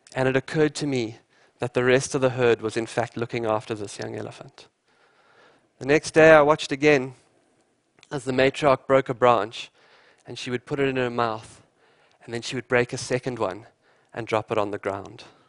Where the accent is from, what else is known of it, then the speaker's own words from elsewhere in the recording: eastern South Africa, Londolozi Game Reserve, Mpumalanga, South Africa; I grew up in the wild eastern part of South Africa at a place called Londolozi Game Reserve